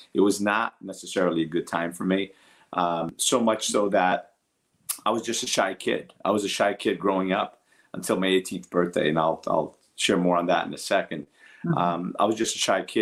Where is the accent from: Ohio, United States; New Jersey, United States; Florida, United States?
New Jersey, United States; Newark; English is a second language; also born or lived in Portugal; I grew up in Newark, New Jersey